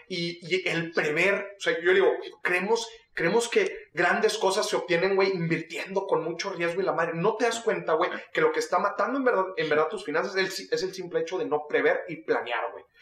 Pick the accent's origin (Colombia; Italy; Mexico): Mexico; los mexicanos